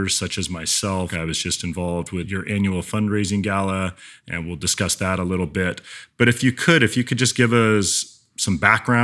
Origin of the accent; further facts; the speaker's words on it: Medford, Oregon, United States; not only are we both from Oregon, but we are both from Medford, Oregon